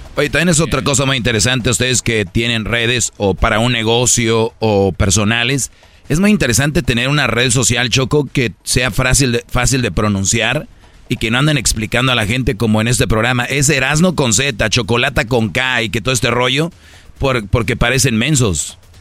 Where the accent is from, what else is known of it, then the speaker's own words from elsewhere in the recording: Monterrey, Nuevo León, Mexico; Yo soy de Monterrey